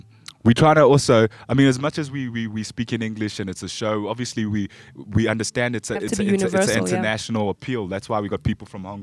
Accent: Zambia; I'm African. You know, I'm from Zambia

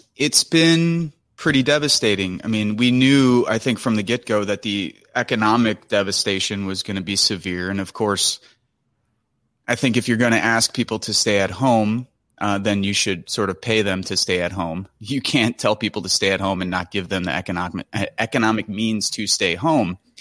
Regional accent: Michigan City, Indiana, United States; also born or lived in Chicago, Illinois / Chesterton, Indiana; I grew up in Rust Belt towns like the south side of Chicago, Chesterton, Indiana, Michigan City, Indiana

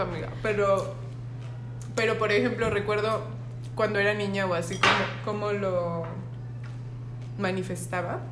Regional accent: Mexico; como niña mexicana

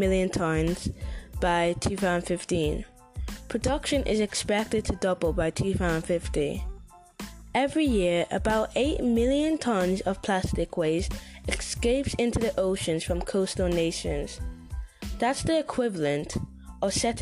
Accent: Manchester, North West England, United Kingdom; I'm from Manchester in UK.

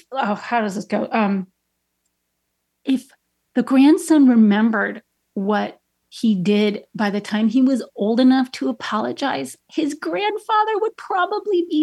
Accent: Chicago, Illinois, United States; I'm from Chicago. I grew up on the Southwest side

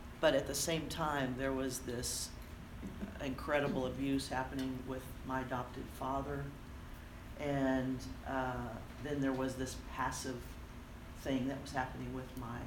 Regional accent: Corpus Christi, Texas, United States; I was born and raised deep, about as far deep as you can go in the South. Without going to Mexico. I grew up in Corpus Christi, Texas

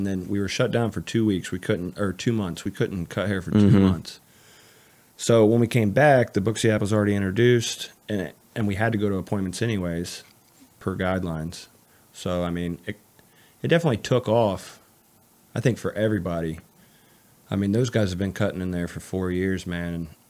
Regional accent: Canton, United States; I grew up in Canton.

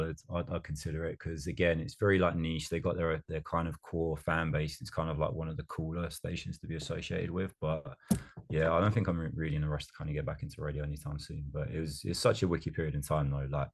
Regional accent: Colchester, East of England, United Kingdom; I'm from Colchester, which is what, just over like an hour from London

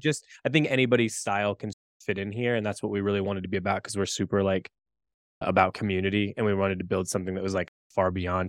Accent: Indiana, United States; also born or lived in Chicago; now in Boulder, United States; I'm from Indiana originally, Chicago for a long time, Boulder now.

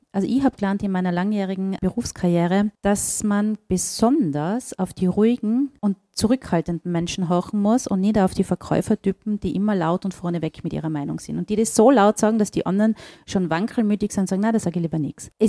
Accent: Austria; now in Mexico; auch als Österreicherin in Mexiko bin ich Österreicherin und ich will einfach meine mein Herkunft und, und mein, mein Sein, mein, mein ganzes Leben nicht aufgeben, nur weil ich in einem anderen Land bin.

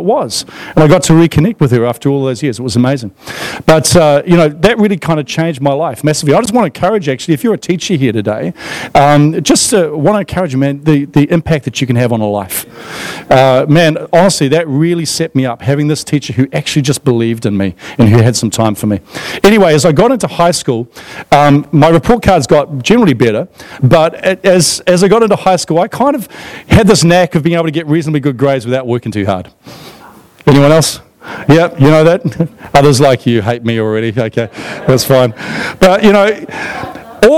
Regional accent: Australia; moved away; I grew up in Australia in the 1980s

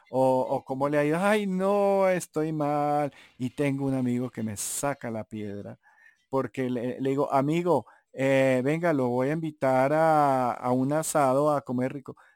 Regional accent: Santa Marta, Magdalena, Colombia; accent: samario; now in Bogotá, Colombia; soy un mestizo en el cual mi padre era paisa mi madre era bogotana, pero la familia era cartagenera, entonces, eh, y criado en Santa Marta y viviendo aquí en Bogotá, casado con, Cachaca, con Rola, eh, hace mucho tiempo

